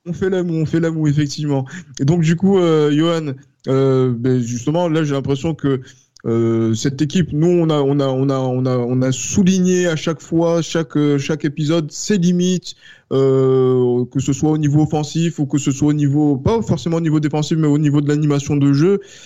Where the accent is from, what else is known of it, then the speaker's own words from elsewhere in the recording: France; nous en tant que Français